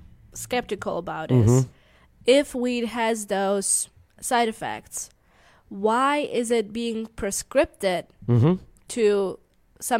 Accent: Germany; English is a second language

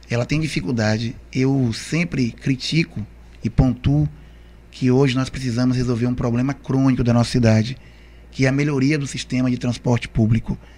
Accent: Camaçari, Bahia, Brazil; Na verdade, Morivaldo, é assim, eu nunca saí de Camaçari, é.

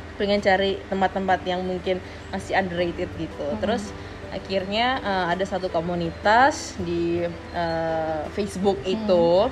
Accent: Indonesia; aku dari Indonesia

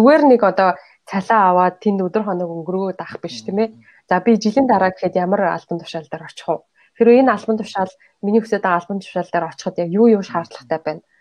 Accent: Mongolia; moved away as an adult; now in United Kingdom; Монголоос ирсэн оюутан

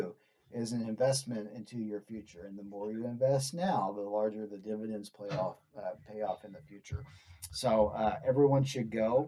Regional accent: Arkansas, United States; now in Lubbock, United States; I'm from Arkansas. And I grew up on a four-wheeler

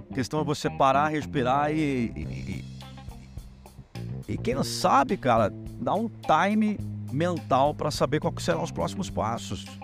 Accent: Brazil; Eu sou brasileiro, não necessariamente eu preciso compactuar com que 90% dos brasileiros fazem.

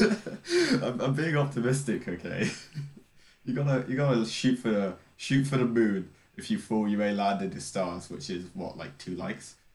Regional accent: South of England, United Kingdom; It might not be obvious by my by my multicultural accent, but I am from the south of England.

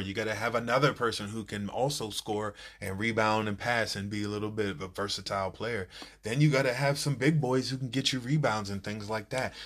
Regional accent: Silver Spring, Maryland, United States; I'm from Silver Spring

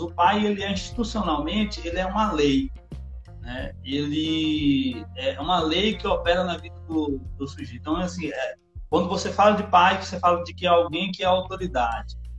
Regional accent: Salvador, Bahia, Brazil; moved away as an adult; now in Campo Belo, Brazil; eu sou de Salvador, Bahia. Eu cresci lá, formei lá.

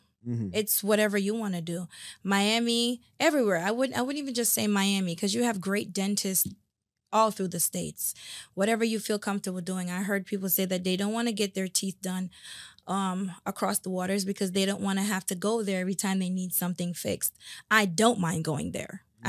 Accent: Jamaica; I'm Jamaican. I like to eat bones.

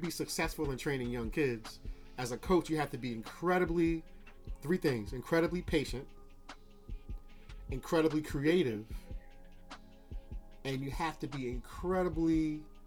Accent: New Rochelle, New York, United States; I grew up on May Street.

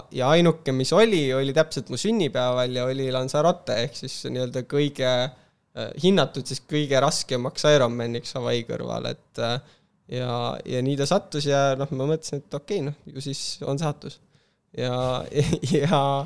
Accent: Kiili Parish, Harju County, Estonia; ma olen üles kasvanud sellises äh, Tallinna kõrval olevas vallas nagu Kiili vald

